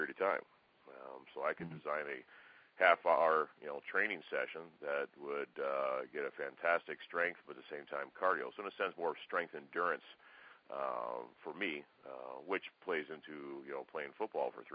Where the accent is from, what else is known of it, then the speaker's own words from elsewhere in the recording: Minneapolis, Minnesota, United States; moved away; I'm originally from Minneapolis